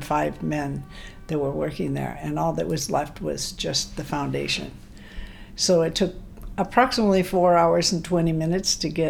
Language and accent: English; Hilo, Hawaii, United States; also born or lived in Alaska; now in Oahu, United States; I was born in Hilo, Hawaii, in a long time ago. 81 years ago.